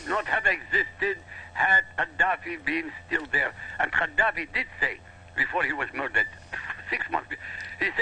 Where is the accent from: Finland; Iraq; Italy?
Iraq; I come from Iraq, we have nothing